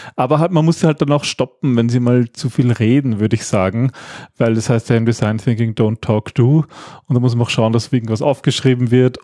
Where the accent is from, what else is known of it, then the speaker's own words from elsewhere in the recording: Austria; wir Österreicher